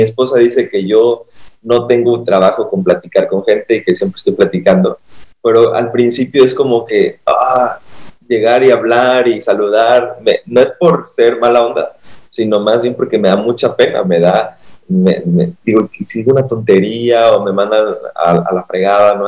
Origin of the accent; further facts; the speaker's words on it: Acapulco, Guerrero, Mexico; soy de Acapulco, el mejor lugar para vacacionar